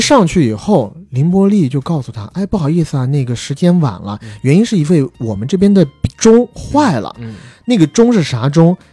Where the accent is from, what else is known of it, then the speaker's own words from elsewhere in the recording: China; moved away as an adult; 我们在成年之前，基本上都是在国内长大的孩子